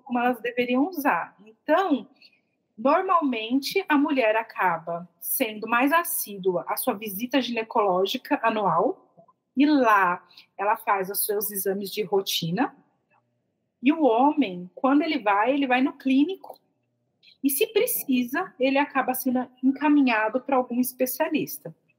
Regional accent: São Paulo, Brazil; moved away; eu sou de São Paulo

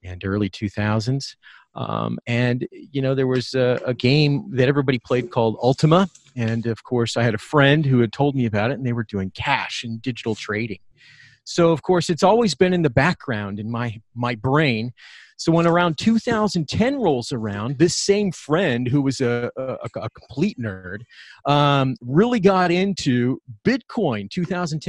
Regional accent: Bay Area, California, United States; I grew up in the Bay Area

